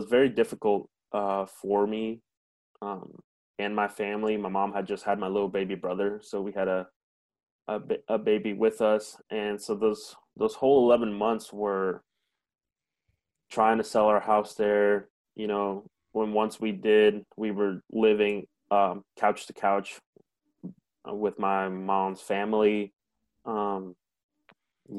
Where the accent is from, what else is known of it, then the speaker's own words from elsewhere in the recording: Grand Island, Nebraska, United States; English is a second language; also born or lived in Mexico; I was born here in Grand Island, Nebraska